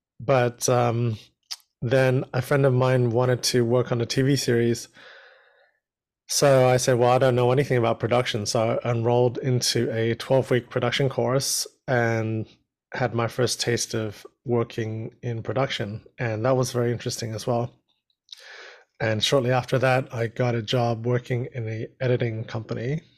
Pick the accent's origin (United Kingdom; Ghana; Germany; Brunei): Brunei; born there; also born or lived in New Zealand / Australia; So I was born in Brunei, which is a little country in Southeast Asia, and then moved to New Zealand and Australia.